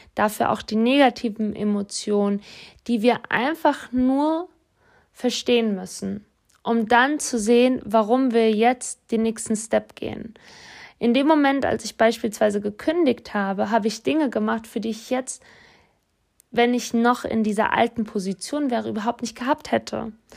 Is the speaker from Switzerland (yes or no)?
no; Offenbach am Main, Hesse, Germany; ich bin in Offenbach groß geworden